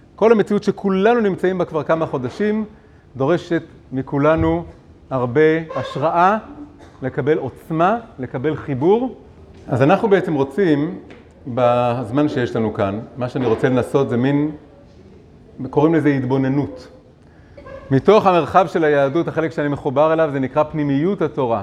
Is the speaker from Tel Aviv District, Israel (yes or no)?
yes; Tel Aviv, Tel Aviv District, Israel; אני גדלתי בעולם מאוד תל אביבי